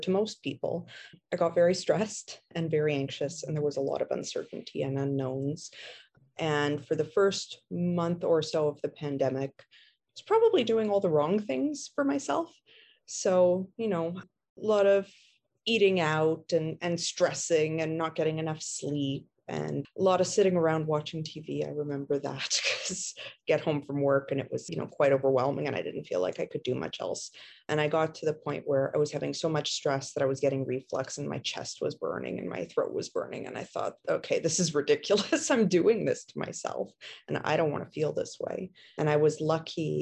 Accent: Montreal, Quebec, Canada; now in Ontario, Canada; I am originally from Montreal, actually, but have moved out to a smaller town in Ontario

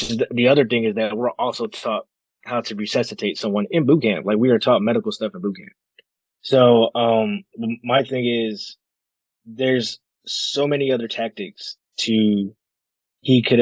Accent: New York City, New York, United States; I grew up in Brooklyn

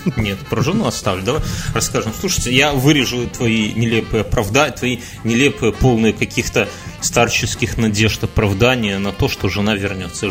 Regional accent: Belarus; хотя мы, белорусы

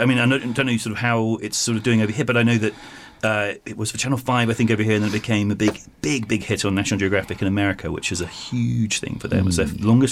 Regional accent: Shoreham-by-Sea, South East England, United Kingdom; moved away as an adult; also born or lived in Hailsham / Steyning; now in United States; I was born in Shoreham-by-Sea, and I think my story, and I lived in Hailsham for a long time

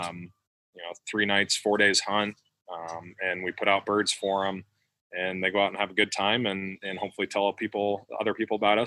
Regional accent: Williamsburg, Iowa, United States; also born or lived in Los Angeles area, California; We grew up in Williamsburg, so we've always wanted to settle down here

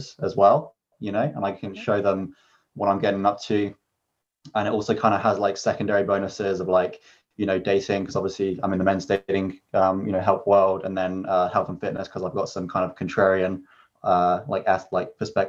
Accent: Vancouver, British Columbia, Canada; I'm also from Vancouver as well

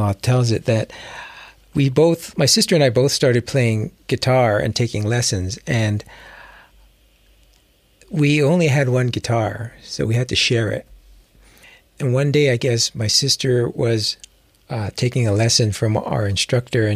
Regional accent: Hawaii, United States; I actually grew up in Hawaii

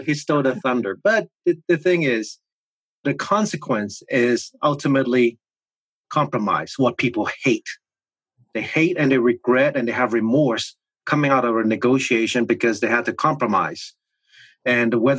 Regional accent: Hong Kong; English is a second language; moved away; I was born in Hong Kong, in a concrete jungle city of Hong Kong

